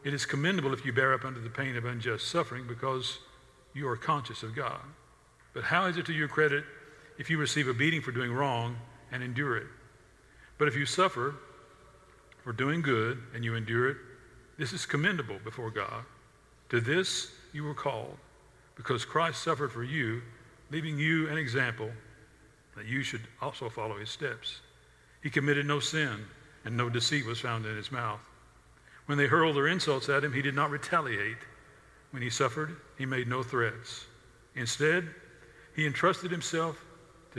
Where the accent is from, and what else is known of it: the South, United States